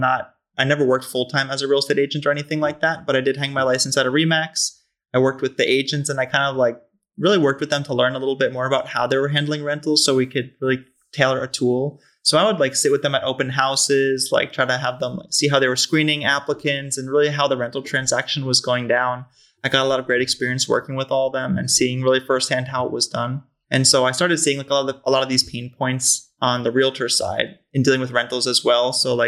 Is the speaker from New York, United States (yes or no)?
yes; Long Island, New York, United States; as you mentioned, I'm originally from the East Coast.